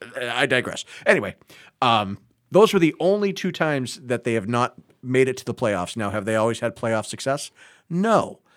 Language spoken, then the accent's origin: English; Marlborough, Massachusetts, United States; I grew up in Marlborough.